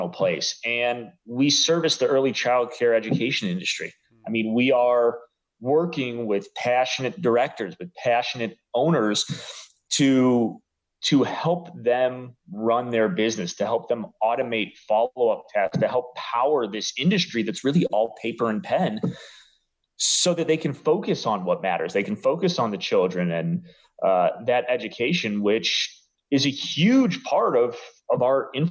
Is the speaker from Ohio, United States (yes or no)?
yes; Cleveland, Ohio, United States; moved away as an adult; also born or lived in Arizona; now in Dallas, United States; Growing up in Cleveland